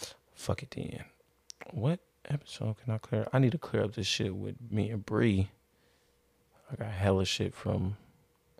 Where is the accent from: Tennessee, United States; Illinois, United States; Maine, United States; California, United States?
California, United States; Vallejo; being from North Vallejo, being from the neighborhood as well